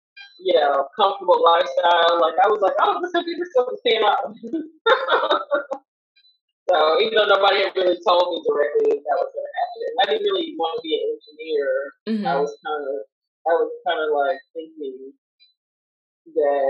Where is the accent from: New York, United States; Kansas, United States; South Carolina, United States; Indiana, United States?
Kansas, United States; moved away as an adult; now in Los Angeles, United States; I was born in Kansas. And so, my family back in Kansas was like, no, you don't want to be a part of that life